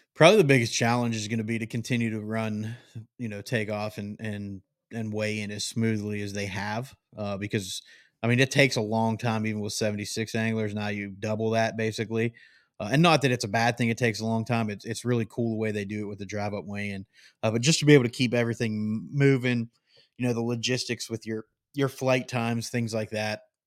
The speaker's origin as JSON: {"language": "English", "region": "Great Lakes", "country": "United States", "tie": "born or raised there", "moved": "yes", "said": "I grew up not far"}